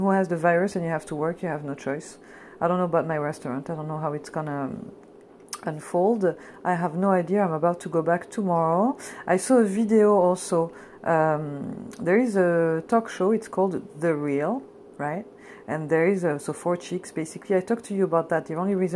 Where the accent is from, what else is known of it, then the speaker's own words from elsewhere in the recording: France; now in United States; I come from France